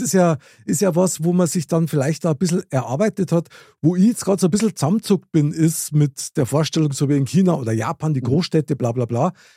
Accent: Munich, Bavaria, Germany; ich bin in München geboren, Innenstadt, Stiegelmeierplatz.

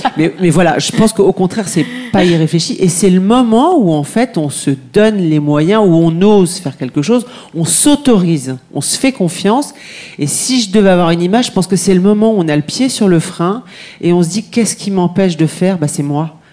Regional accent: France; je suis française, je crois que ça s'entend euh, à, mon accent.

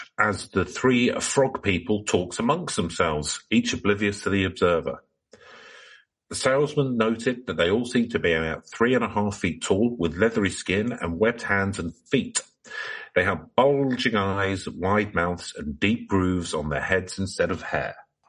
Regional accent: Cincinnati, Ohio, United States; So, growing up in Cincinnati, my family often took trips to Loveland, Ohio, to appreciate the natural scenery, the bike trails, the rippling rivers and lakes.

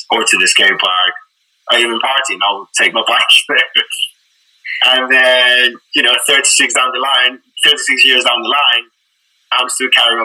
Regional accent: Cádiz, Andalusia, Spain; moved away as an adult; also born or lived in Croydon, London; now in London, United Kingdom; I'm originally from Spain, but I've been living in the UK for the last 10 years

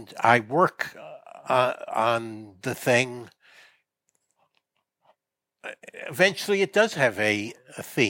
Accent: United States; as an American growing up in the 50s

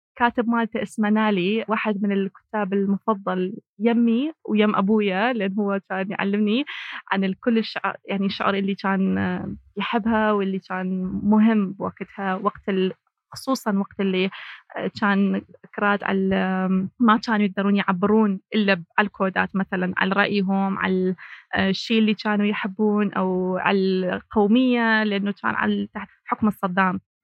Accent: Kurdistan Region, Iraq; first language Kurdish; Arabic is a second language; أني كوني كردية، يعني أكيد، آه، من عائلة كلها تحكي بيها اللغة الكردية

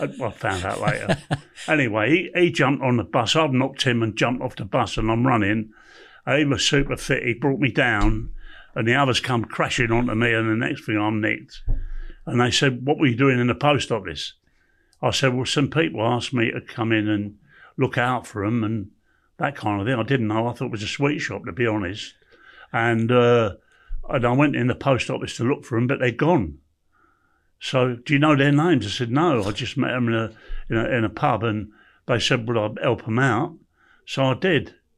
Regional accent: London, United Kingdom; I was born in Camden Town

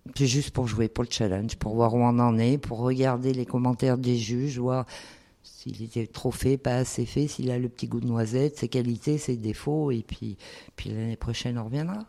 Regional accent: Auvergne-Rhône-Alpes, France; on est auvergnat

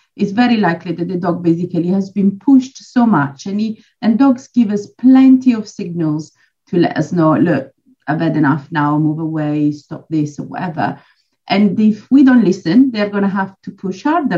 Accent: Switzerland; moved away as an adult; now in Poole, United Kingdom; I'm actually originally from Switzerland, but I've uh, lived in the UK almost 20 years now, and I'm based in Dorset Pool.

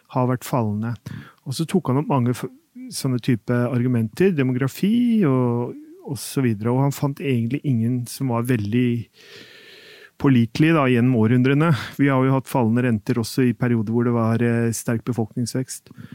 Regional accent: Norway

